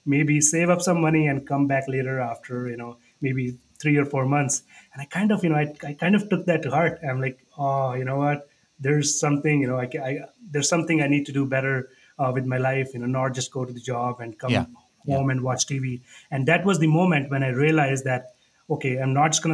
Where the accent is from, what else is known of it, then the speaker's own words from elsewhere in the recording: India; moved away as an adult; also born or lived in Niagara Falls, Canada / Calgary, Canada; now in Canada; I moved to Canada in 2010. I was born and raised in India.